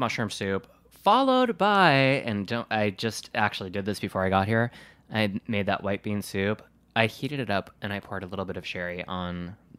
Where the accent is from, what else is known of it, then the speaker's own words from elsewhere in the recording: Wisconsin, United States; I always say, like, I'm from Wisconsin. I don't need a hat or gloves.